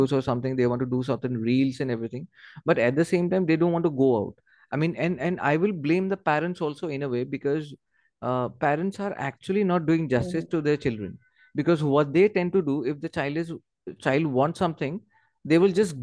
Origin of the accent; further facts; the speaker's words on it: Assam, India; I'm from that place and I've grown from that place